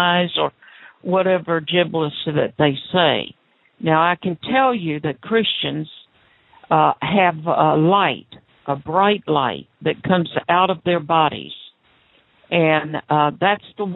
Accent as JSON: {"language": "English", "region": "the South", "country": "United States", "accent": "southern", "said": "southern accent like me"}